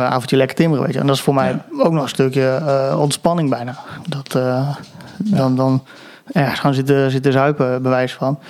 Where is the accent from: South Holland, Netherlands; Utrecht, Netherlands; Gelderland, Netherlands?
Gelderland, Netherlands; Apeldoorn; ik kom uit Apeldoorn